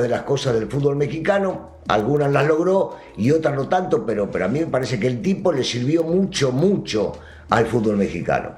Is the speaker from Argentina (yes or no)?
yes; Argentina; así lo vivimos en mi país